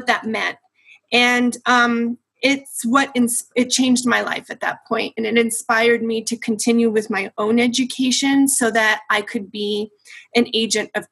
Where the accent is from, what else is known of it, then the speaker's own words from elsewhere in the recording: Denver, Colorado, United States; I'm a Chicana from Denver, and I grew up and graduated from DPS.